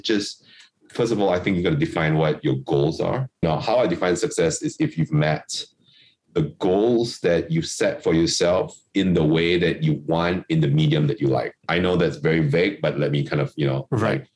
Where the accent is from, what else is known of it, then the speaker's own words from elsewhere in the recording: Kuching, Sarawak, Malaysia; moved away; I'm from Kuching, which is on Borneo Island, which is part of Malaysia and, you know, Sarawak